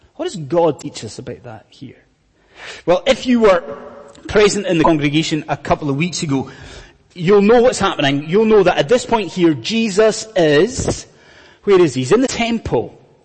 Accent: Scotland, United Kingdom; I'm a Scotsman, as you may have gathered from the accent. I was brought up in Scotland in the 1980s

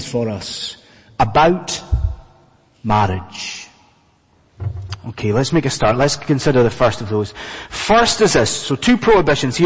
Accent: Scotland, United Kingdom; moved away as an adult; now in London, United Kingdom; I'm a Scotsman, and us Scots

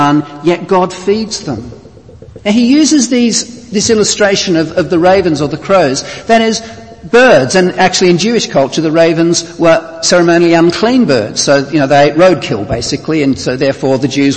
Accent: Australia; moved away; you can tell from my accent I'm not from these parts. I'm from Australia originally.

